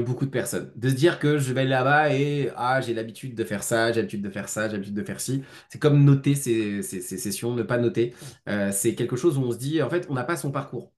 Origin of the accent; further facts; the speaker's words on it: Lyon, Auvergne-Rhône-Alpes, France; J'habite sur Lyon. Je suis un, je suis un Lyonnais qui vagabonde quand même pas mal de fois